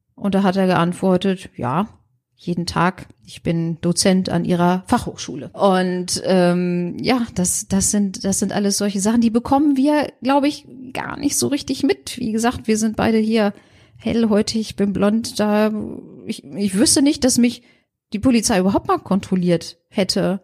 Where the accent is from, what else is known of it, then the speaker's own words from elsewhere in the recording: Germany; ich als Deutsche